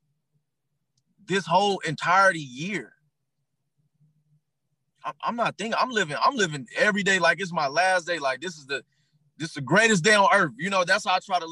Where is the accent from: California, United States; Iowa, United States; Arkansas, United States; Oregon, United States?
Arkansas, United States; moved away as an adult; now in Atlanta, United States; I'm from Arkansas. I dealt with racism my whole life. I thought that shit was normal till I moved to Atlanta.